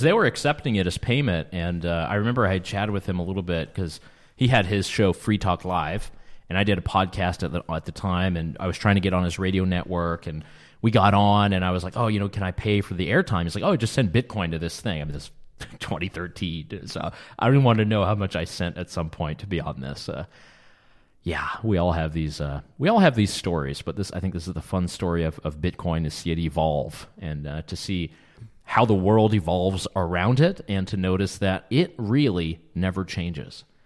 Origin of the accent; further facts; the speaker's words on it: United States; moved away as an adult; also born or lived in Canada; now in Vienna, Austria; Canadian-born, American-raised, and Viennese by the grace of love